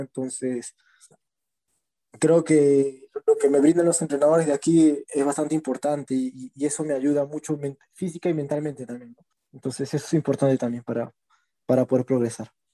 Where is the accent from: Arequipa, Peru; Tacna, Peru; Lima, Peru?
Lima, Peru; del RIMAC, de donde yo vengo